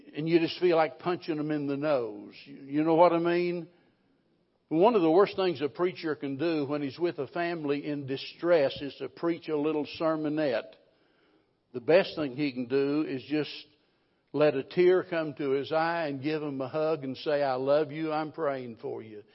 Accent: the Ozarks, Missouri, United States; I was raised in the Ozarks

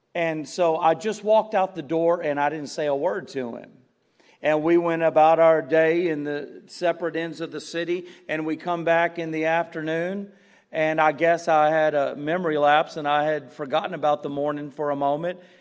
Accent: Galena Park, Texas, United States; when I was a kid and growing up in Galena Park, you're by all those refineries and, and plants

